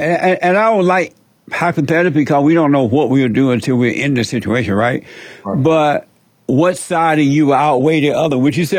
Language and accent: English; Alabama, United States; I grew up in Alabama, home Alabama, on a plantation.